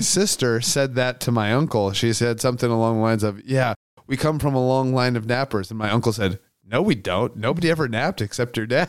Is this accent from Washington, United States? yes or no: yes; Aberdeen, Washington, United States; growing up in Aberdeen, Washington